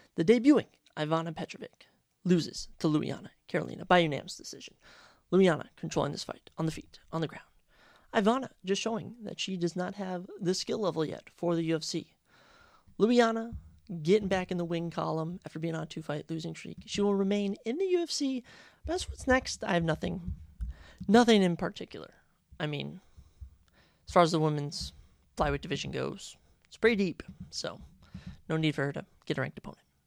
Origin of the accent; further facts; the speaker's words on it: Lino Lakes, Minnesota, United States; now in Mankato, United States; I am from Lionel Lakes, Minnesota